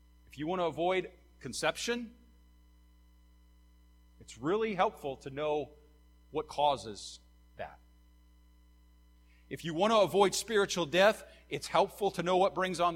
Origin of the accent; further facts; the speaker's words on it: Nappanee, Indiana, United States; When I was a kid, I grew up on State Road 6, just on the north side of Napanee